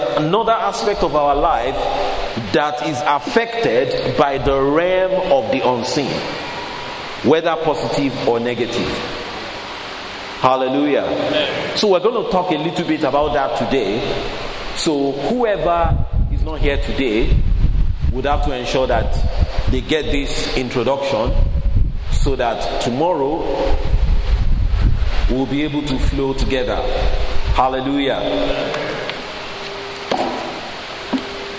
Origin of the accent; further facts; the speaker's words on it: Nigeria; moved away as an adult; now in United Kingdom; I grew up in Nigeria